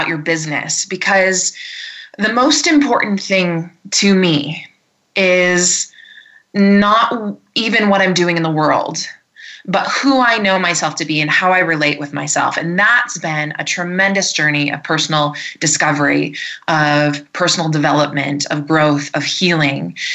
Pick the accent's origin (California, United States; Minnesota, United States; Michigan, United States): Michigan, United States; also born or lived in Ohio; now in Colorado, United States; I'm from Michigan originally, but I live here in the mountains, the Rocky Mountains of Colorado